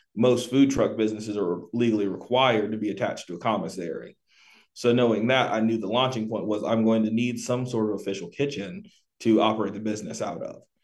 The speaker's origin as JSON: {"language": "English", "town": "Tampa", "region": "Florida", "country": "United States", "tie": "born or raised there", "also_born_or_lived": "Pensacola, Florida / North Carolina", "moved": "as an adult", "lives_now": "Triad area, North Carolina, United States", "said": "I was born in Pensacola, Florida, uh, raised pretty much primarily in Tampa"}